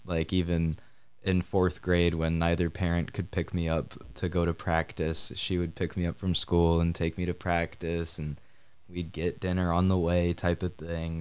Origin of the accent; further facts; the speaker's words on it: Kalamazoo, Michigan, United States; also born or lived in Grand Rapids, Michigan; I'm from Kalamazoo, Michigan